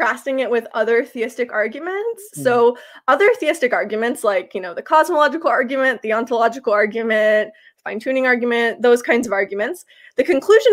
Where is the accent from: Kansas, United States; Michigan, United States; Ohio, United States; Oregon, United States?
Kansas, United States; moved away as an adult; now in Toronto, Canada; I'm from Kansas